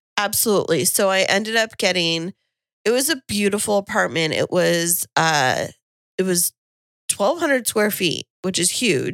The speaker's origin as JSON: {"language": "English", "town": "Kingsburg", "region": "California", "country": "United States", "moved": "as an adult", "lives_now": "San Diego, United States", "said": "I went home, uh, to Kingsburg"}